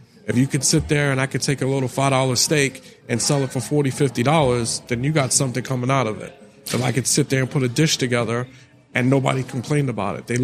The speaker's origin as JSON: {"language": "English", "town": "New York City", "region": "New York", "country": "United States", "tie": "born or raised there", "said": "I grew up in the Bronx in New York"}